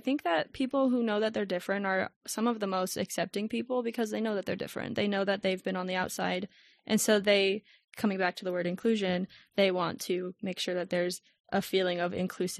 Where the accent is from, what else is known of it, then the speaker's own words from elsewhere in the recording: Tucson, Arizona, United States; It is a dry heat here. I'm a Tucson native. I'm used to it, but I'm so over it.